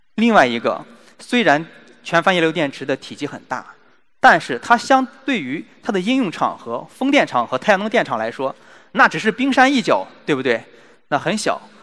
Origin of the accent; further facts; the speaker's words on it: China; 我们中国人